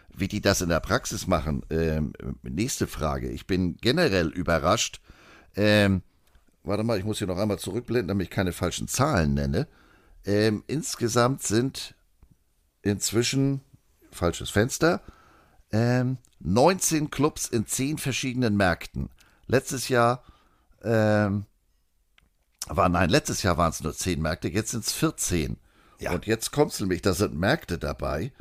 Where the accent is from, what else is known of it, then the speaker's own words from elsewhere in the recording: Germany; wir als Deutsche